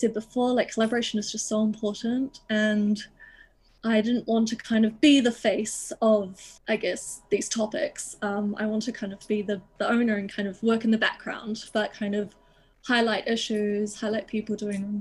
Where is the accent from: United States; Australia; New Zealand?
New Zealand; Auckland; moved away as an adult; now in London, United Kingdom; I grew up like in Auckland, but our house and kind of where I lived was on the outskirts, like in the mountain ranges.